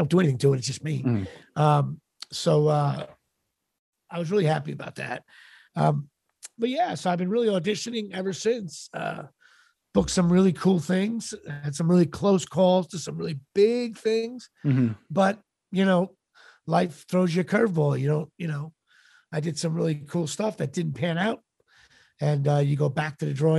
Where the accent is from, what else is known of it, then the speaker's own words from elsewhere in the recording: Colonia, New Jersey, United States; grew up in Colonia, New Jersey, and went to Colonia High School.